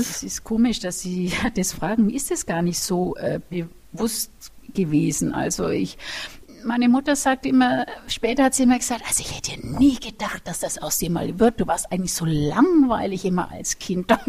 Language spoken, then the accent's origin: German; Nuremberg, Bavaria, Germany; nämlich ich bin ja aus Nürnberg und es war in Erlangen und mit dem Bus war es halt doch eineinhalb Stunden immer Hinfahrt.